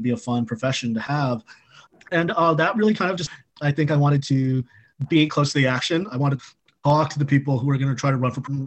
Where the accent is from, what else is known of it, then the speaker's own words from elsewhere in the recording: California, United States; moved away as an adult; also born or lived in Chapel Hill, North Carolina; now in Washington, D.C., United States; I grew up in California, but I went to college at the University of North Carolina at Chapel Hill